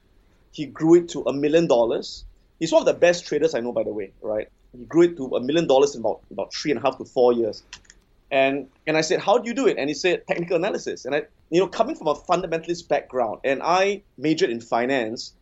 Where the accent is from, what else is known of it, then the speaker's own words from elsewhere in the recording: Singapore; I'm born and bred in Singapore.